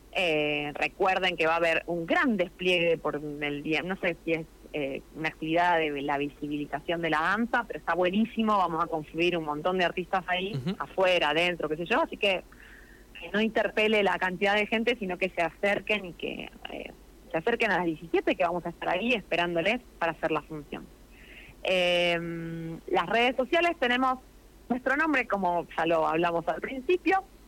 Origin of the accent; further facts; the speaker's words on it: Plottier, Neuquén, Argentina; Yo soy de Plotier